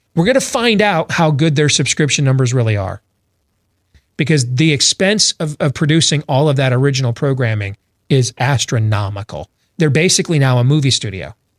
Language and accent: English; Michigan, United States; moved away as an adult; now in Iowa, United States; growing up in Michigan